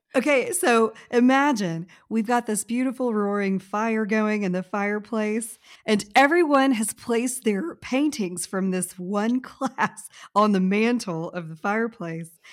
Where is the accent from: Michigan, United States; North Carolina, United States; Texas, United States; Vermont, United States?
Texas, United States; I am from Texas